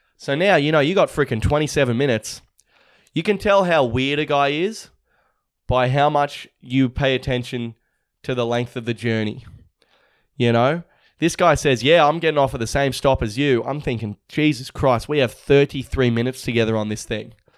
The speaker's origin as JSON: {"language": "English", "country": "Australia", "said": "we're all Aussie."}